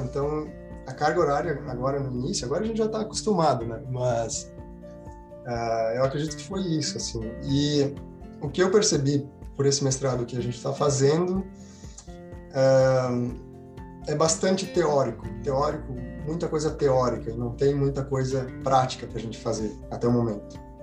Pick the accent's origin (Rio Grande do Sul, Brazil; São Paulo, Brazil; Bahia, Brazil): Rio Grande do Sul, Brazil; interior of; moved away as an adult; eu venho do interior do Rio Grande do Sul